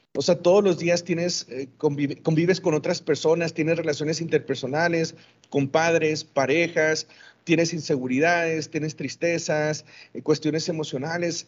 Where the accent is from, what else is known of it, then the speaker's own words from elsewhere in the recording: Ciudad Juárez, Chihuahua, Mexico; soy de aquí de Ciudad Juárez, aquí nací y aquí he vivido toda mi vida